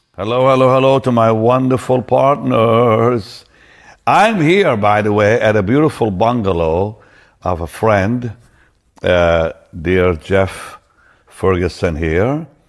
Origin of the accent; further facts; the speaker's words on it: Israel; moved away; also born or lived in Toronto, Canada; I'm from Israel